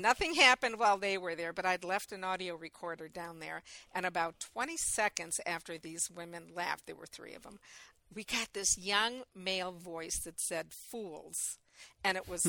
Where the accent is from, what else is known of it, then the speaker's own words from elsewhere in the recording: Michigan, United States; it's my home state